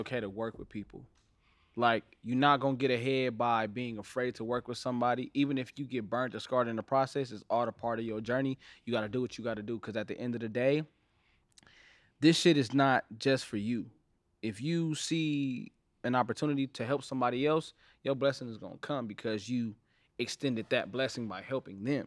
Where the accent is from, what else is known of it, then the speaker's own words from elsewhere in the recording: Los Angeles, California, United States; I'm from Watts